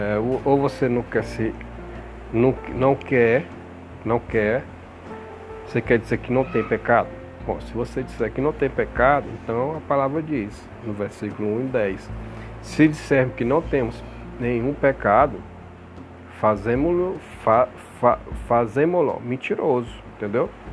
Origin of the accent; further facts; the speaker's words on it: Brazil; nosso país, estamos falando como cidadão, como brasileiro